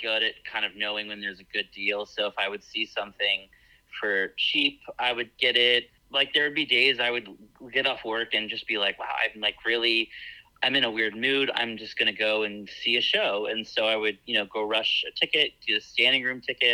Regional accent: Cumming, Georgia, United States; moved away as an adult; also born or lived in New York; now in Atlanta, United States; I'm actually from the city that Rachel from this season of The Bachelor is from, a town called Cumming, Georgia.

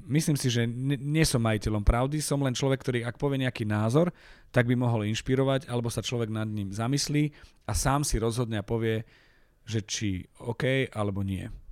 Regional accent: Michalovce, Košice Region, Slovakia; moved away as an adult; now in Bratislava, Slovakia; Ja som hrdý na to, že som z Michaloviec

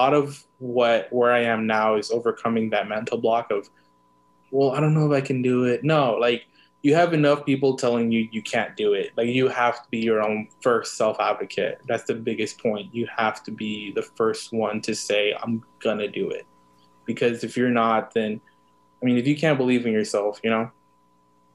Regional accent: Los Angeles, California, United States; I was born in East LA and I was raised in South Central Los Angeles. So I was in SoCal native, born and raised there

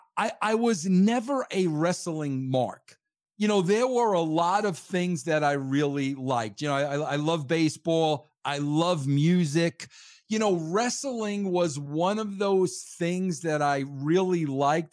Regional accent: Long Island, New York, United States; moved away as an adult; also born or lived in Connecticut; I am from born and raised uh, on Long Island, New York

